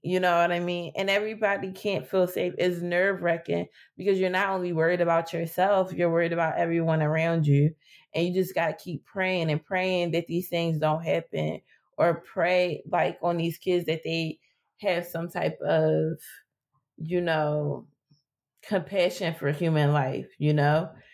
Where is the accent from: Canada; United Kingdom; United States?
United States; Philadelphia, Pennsylvania; I grew up in West Philly.